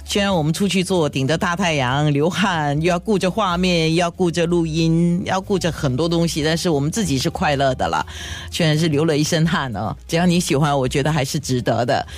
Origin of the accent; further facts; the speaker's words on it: Singapore; 因为我小时候是在小坡上学，外婆家在小坡